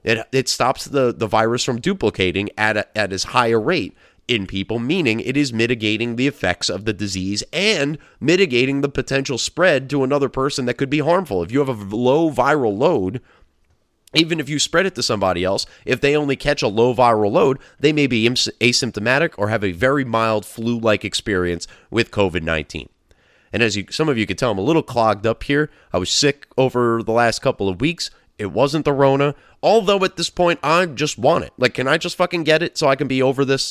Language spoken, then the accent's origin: English; United States; as an American who has some sort of freedom